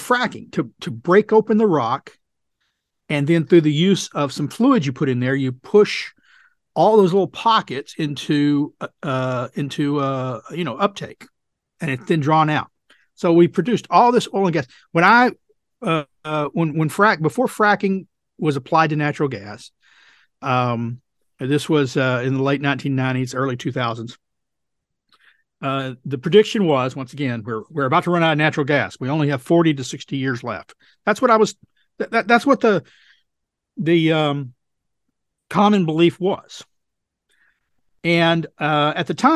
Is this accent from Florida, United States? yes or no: no; Texas, United States; my home state of Texas